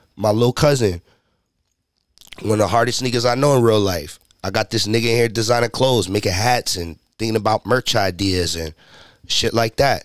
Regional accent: Haverstraw, New York, United States; I'm from Haverstraw, New York

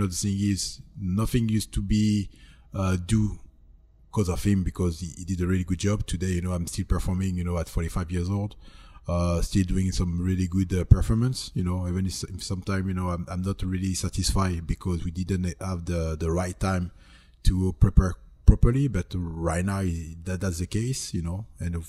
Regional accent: France; English is a second language; moved away; also born or lived in California / Texas; No, born and raised in France.

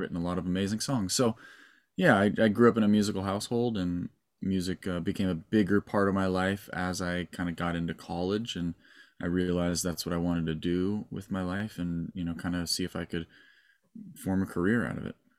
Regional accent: Malibu, California, United States; I was born in Malibu and raised in Malibu

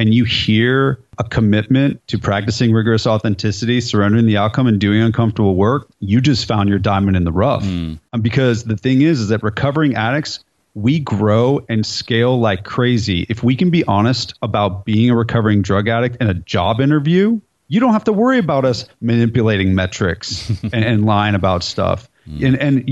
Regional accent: California, United States; moved away as an adult; now in Nashville, United States; I'm from California, so I say dude, and I've lived in Nashville for 17 years, so I say y'all

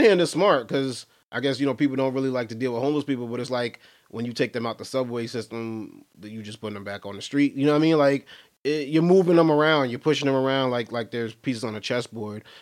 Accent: Brooklyn, New York, United States; I'm from Brooklyn, New York myself

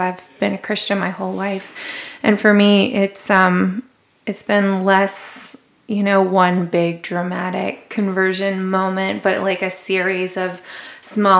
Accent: the South, United States; moved away as an adult; now in New York, United States; I grew up in the South. And there it's like the Bible Belt

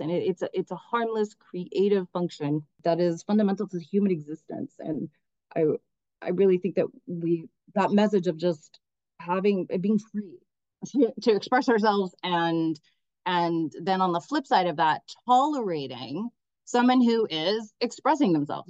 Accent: Miami, Florida, United States; moved away as an adult; also born or lived in New York; I come from a Cuban American family. I grew up in Miami.

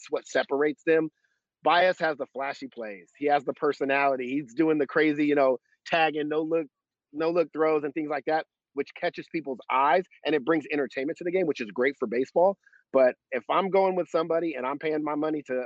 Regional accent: Sacramento, California, United States; I'm from Sacramento

